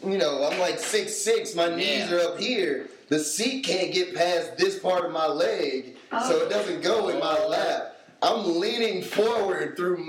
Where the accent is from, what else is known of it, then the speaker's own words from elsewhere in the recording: Durham, North Carolina, United States; for me, being from Durham, it was actually closer for us to go to Busch Gardens.